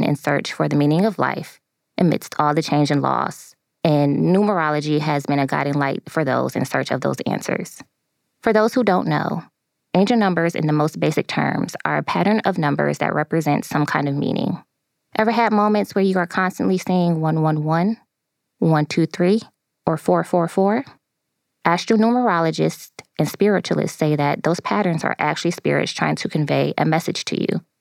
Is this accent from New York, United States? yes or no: yes; Buffalo, New York, United States; I am from Buffalo, New York.